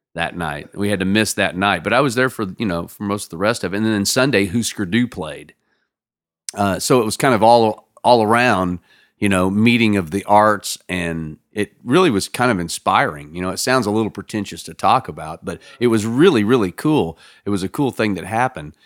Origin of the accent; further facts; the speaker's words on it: Lawrence, Kansas, United States; also born or lived in Nevada, Missouri; I grew up in Lawrence, Kansas. That's my hometown